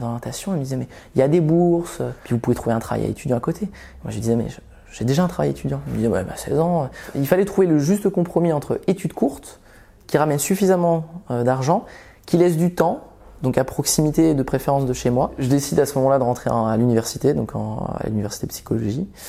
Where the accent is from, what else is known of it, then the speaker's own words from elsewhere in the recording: Vendée, Pays de la Loire, France; also born or lived in Belgium; j'ai grandi, j'ai grandi d'abord en Belgique et on est arrivé autour de mes une dizaine d'années, quand j'avais une dizaine d'années, on est arrivé en Vendée, donc un milieu très rural.